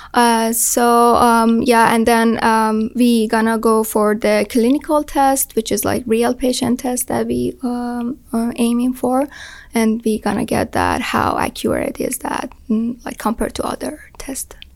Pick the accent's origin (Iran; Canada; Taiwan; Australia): Iran; moved away as an adult; now in United States; I'm from Iran